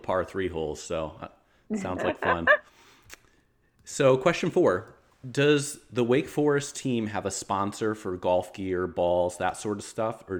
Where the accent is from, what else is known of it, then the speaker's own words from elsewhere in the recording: Connecticut, United States; I grew up in Connecticut, so UConn basketball was my whole life.